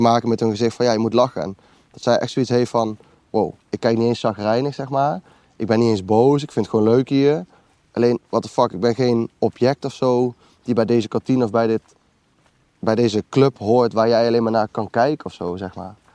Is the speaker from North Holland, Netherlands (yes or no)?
no; Lent, Gelderland, Netherlands; also born or lived in Nijmegen; ben geboren en getogen in Lent. Ik woon nu eh, in Nijmegen op de Graafseweg